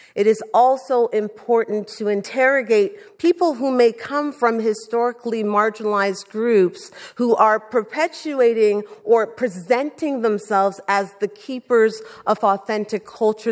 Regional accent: Toronto, Ontario, Canada; also born or lived in Jamaica; I grew up in Scarborough in a low-income community

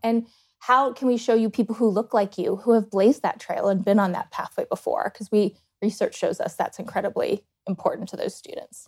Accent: Blacksburg, Virginia, United States; moved away as an adult; also born or lived in Dayton, Ohio; now in Columbus, United States; I grew up between two towns in Virginia, graduated high school in Blacksburg

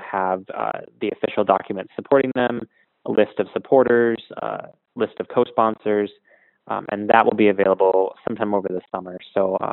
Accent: San Francisco, California, United States; this year in San Francisco, my hometown

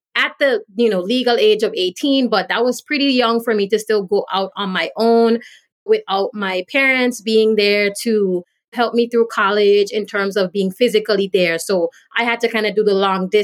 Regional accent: British Virgin Islands; also born or lived in U.S. Virgin Islands; now in Florida, United States; I grew up in the British Virgin Islands and I was born in the U.S. Virgin Islands

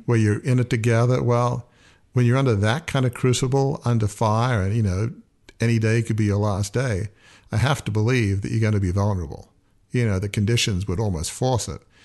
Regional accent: Australia; moved away; also born or lived in United States / Oxford; I grew up in a large family media business. It had been in my family for a hundred and fifty years. It had the Australian equivalent of the New York Times

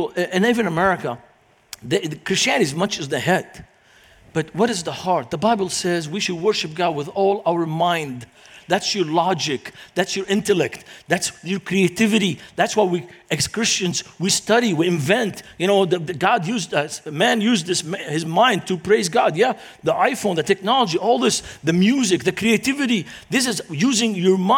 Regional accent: Beirut, Beirut Governorate, Lebanon; English is a second language; moved away as an adult; now in United States; growing up in Lebanon, it was during the Lebanese Civil War. And this is the city where I grew up in.

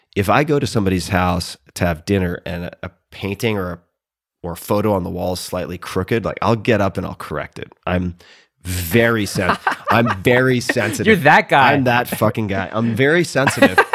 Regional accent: Long Island, New York, United States; I'm from Long Island

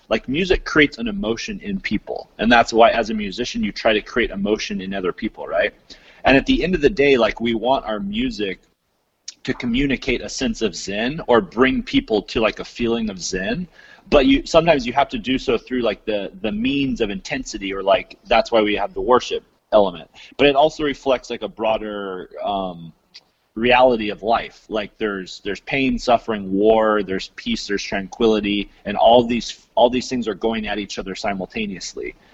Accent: Utah, United States; also born or lived in California; I'm originally out from Utah and California.

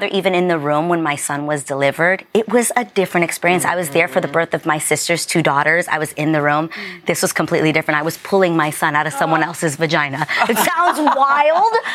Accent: New York City, New York, United States; I was raised in the Lower East Side in the projects.

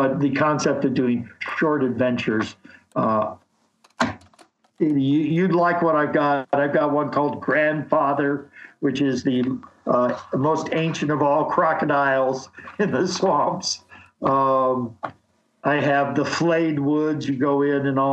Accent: Chicago, Illinois, United States; moved away as an adult; also born or lived in Nebraska; now in Wisconsin, United States; I was born in Chicago.

